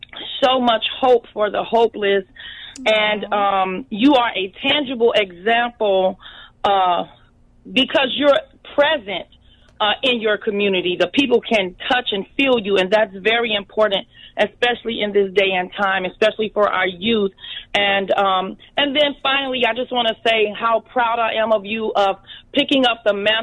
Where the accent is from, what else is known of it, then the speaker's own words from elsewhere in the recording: Chicago, Illinois, United States; I am a daughter of Englewood. I was born and raised in Englewood at 7012 South Elizabeth.